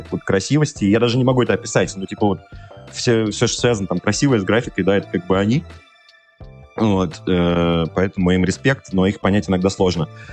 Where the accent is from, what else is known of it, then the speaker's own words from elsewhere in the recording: Saint Petersburg, Russia; Я сам из Петербурга вообще изначально.